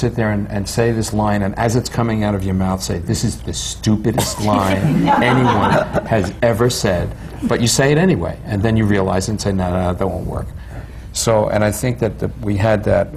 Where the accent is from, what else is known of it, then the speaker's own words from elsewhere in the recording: New York, United States; moved away as an adult; also born or lived in Los Angeles; I grew up in New York, lived in Los Angeles 13 years, came back here in 91